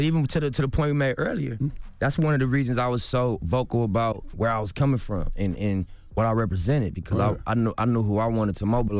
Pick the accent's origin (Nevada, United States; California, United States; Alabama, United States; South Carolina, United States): California, United States; Los Angeles; Just like, what's up … You know what I mean? I'm from L.A., bro, I'm from Rolling 60s.